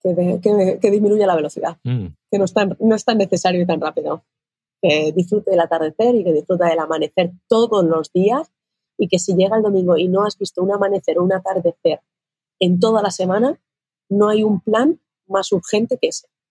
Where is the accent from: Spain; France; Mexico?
Spain; Castilla-La Mancha; En mi tierra, que yo soy manchega